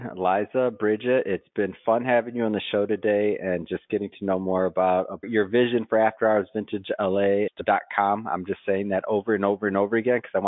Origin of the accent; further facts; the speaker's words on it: Midwest, United States; I'm from the Midwest